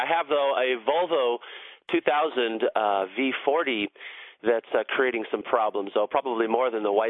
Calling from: San Diego, California, United States; I'm calling from San Diego.

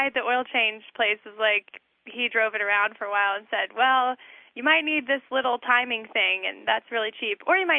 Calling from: Salt Lake City, Utah, United States; This is …, and I'm calling from Salt Lake City.

